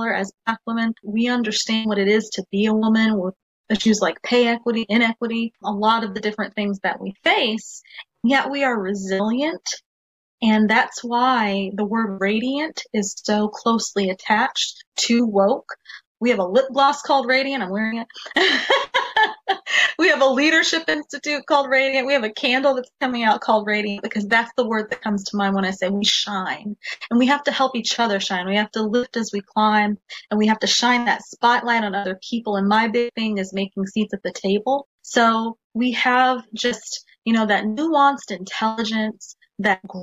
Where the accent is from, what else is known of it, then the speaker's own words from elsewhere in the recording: Nebraska, United States; we're from the Midwest in Nebraska